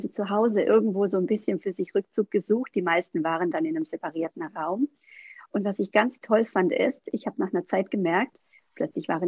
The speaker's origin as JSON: {"language": "German", "region": "Baden-Württemberg", "country": "Germany", "said": "ich komme aus dem Schwabeländle, da heißt es schaffe, schaffe, Häusle baue"}